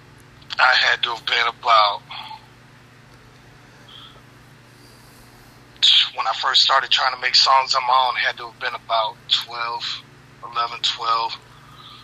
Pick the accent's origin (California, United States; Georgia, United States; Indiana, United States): Indiana, United States; Gary; We're from the Midwest. We're from Gary, Indiana.